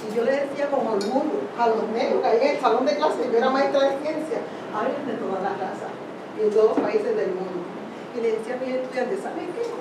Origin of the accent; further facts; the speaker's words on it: Puerto Rico; moved away as an adult; also born or lived in United States; Yo soy boricua